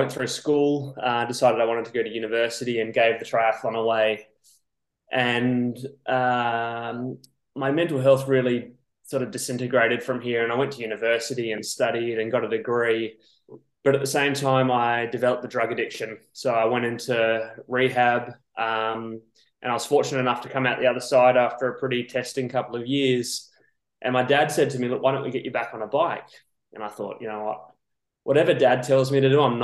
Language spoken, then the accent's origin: English; Perth, Western Australia, Australia; moved away as an adult; now in Girona, Spain; So I grew up in Perth, Western Australia, and I've been over here for about 4